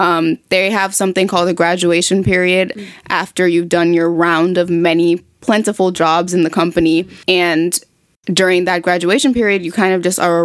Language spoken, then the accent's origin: English; East Coast, United States; I mean, technically speaking, we're both from the East Coast, like the East side of the United States.